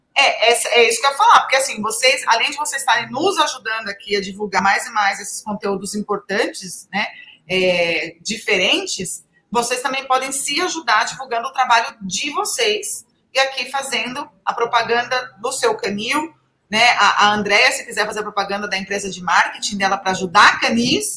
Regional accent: Brazil; a gente é brasileiro

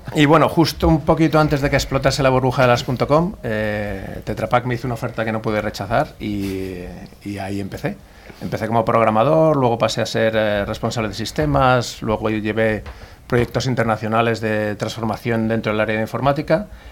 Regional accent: Madrid, Community of Madrid, Spain; soy de Madrid, nací en Madrid, pero bueno, toda mi familia, o prácticamente toda mi familia es del norte, norte de España, Cantabria y alrededores

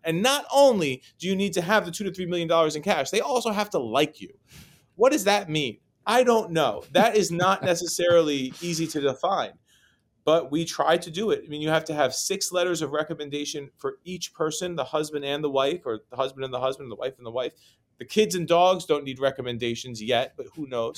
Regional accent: New York City, New York, United States; also born or lived in Chicago; I grew up here in New York City. Uh, my wife likes to remind me that I was not born here. I was born in Chicago

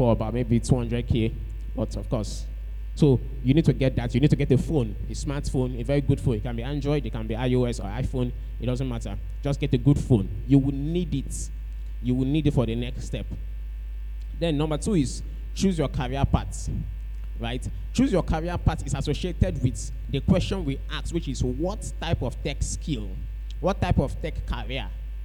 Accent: Calabar, Cross River, Nigeria; We grew up in Calabar together

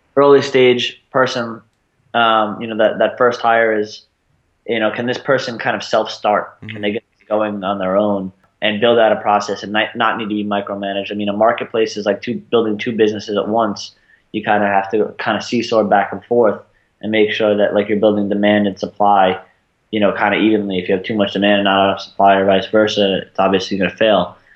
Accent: Long Island, New York, United States; moved away as an adult; also born or lived in Arizona; I'm from Sasa, Long Island, uh, about 40 minutes outside of Manhattan on Long Island, uh, a little bit outside of Queens. Was there until I was 18

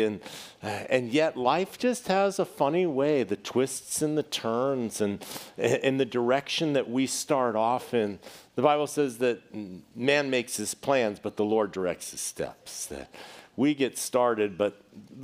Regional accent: Boston, Massachusetts, United States; when I was growing up in Boston

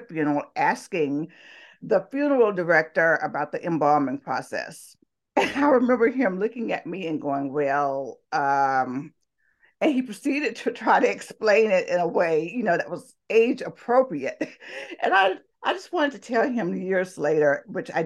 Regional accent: Talladega, Alabama, United States; accent: Southern; I was born and raised in Talladega, Alabama. I'm sure you can tell by my wonderful Southern accent here.

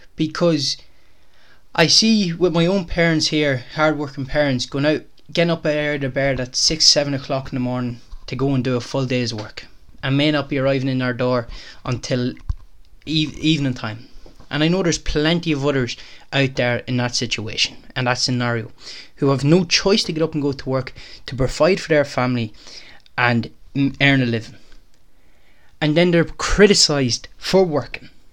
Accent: Ireland; When I was a young when I was a young fella growing up in Ireland

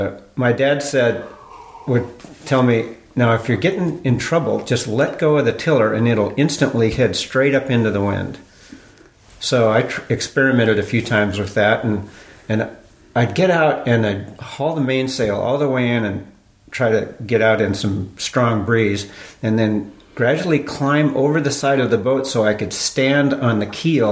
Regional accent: Bellevue, Washington, United States; now in Bainbridge Island, United States; I grew up in Bellevue, and it was actually a nice place to grow up

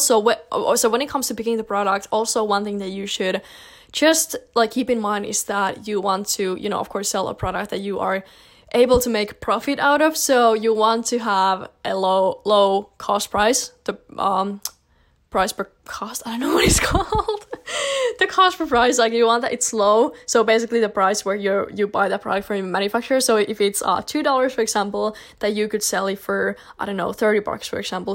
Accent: Finland; I'm from Finland personally

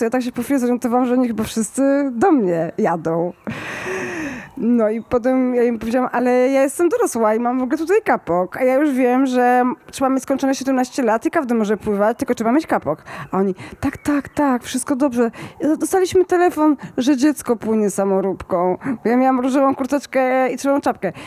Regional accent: Kraków, Lesser Poland, Poland; Ja jestem z Krakowa

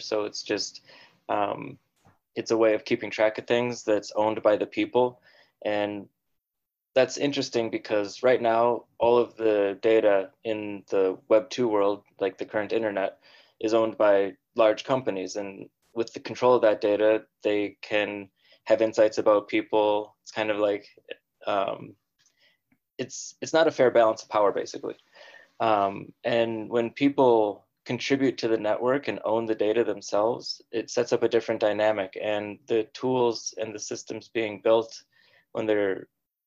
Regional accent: Minnesota, United States; moved away as an adult; now in San Francisco, United States; I moved out there after going to college in the University of Minnesota, where I was born and raised. So I was born and raised in the Midwest, moved out west

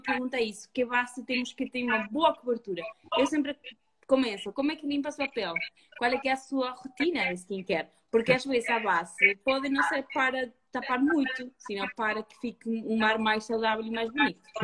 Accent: Uruguay; moved away; eu nasci me criei no campo, no Uruguai

